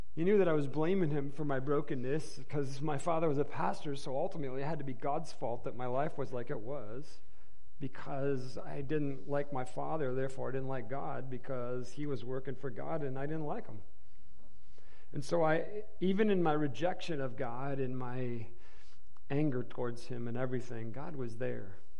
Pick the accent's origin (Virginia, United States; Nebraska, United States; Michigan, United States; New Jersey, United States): Michigan, United States; Inkster; We grew up in Inkster, Michigan, which is a suburb, um, I mean, um, in the metropolis of, of Detroit in uh, Michigan